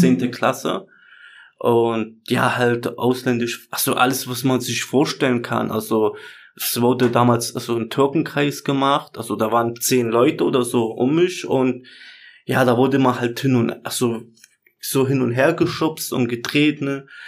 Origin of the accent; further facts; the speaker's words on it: Germany; also born or lived in Chemnitz; ich bin hier geboren, ich kenne die Kultur, also ich habe hier meinen Freundeskreis